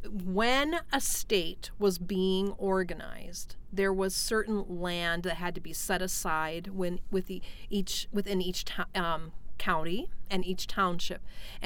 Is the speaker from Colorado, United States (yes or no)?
yes; Colorado, United States; now in Minnesota, United States; I didn't grow up with that terminology myself. I grew up in Colorado.